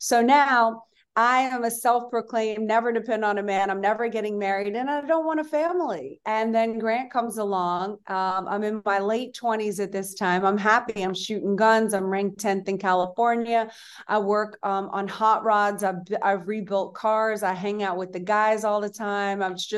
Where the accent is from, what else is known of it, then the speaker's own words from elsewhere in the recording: Madrid, Community of Madrid, Spain; born there; I was born in Madrid, Spain.